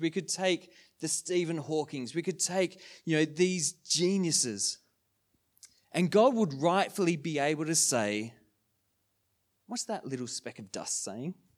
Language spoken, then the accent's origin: English; Sydney, New South Wales, Australia; moved away as an adult; now in Wodonga, Australia; we're from Sydney.